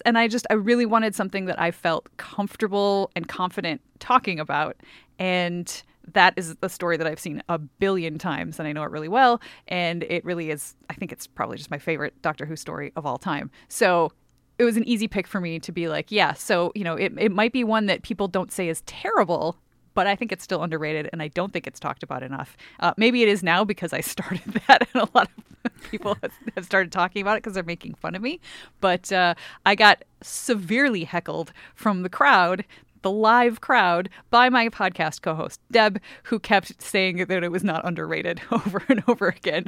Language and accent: English; Milwaukee, Wisconsin, United States; the Milwaukee area, which is where I grew up in Wisconsin